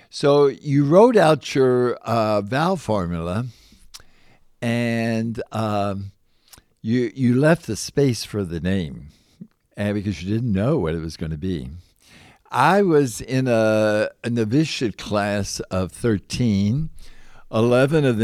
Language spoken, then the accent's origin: English; Louisville, Kentucky, United States; now in Indiana, United States; I'm originally from Louisville, Kentucky.